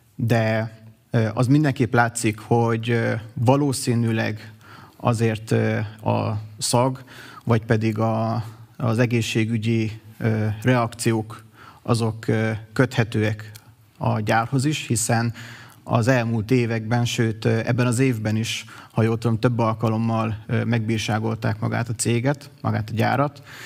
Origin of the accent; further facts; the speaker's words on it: Miskolc, Borsod-Abaúj-Zemplén, Hungary; Miskolcon születtem, itt is végeztem a tanulmányaimat